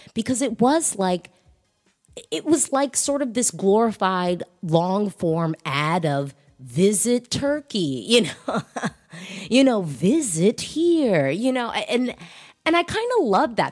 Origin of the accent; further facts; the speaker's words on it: United States; also born or lived in DC area; I'm an American who lives in America.